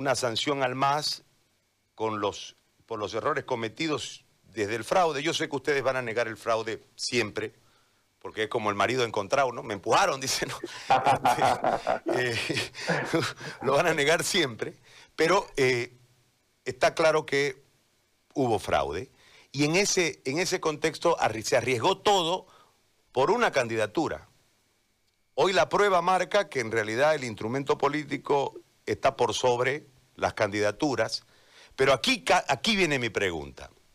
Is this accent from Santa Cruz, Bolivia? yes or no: yes; Santa Cruz, Bolivia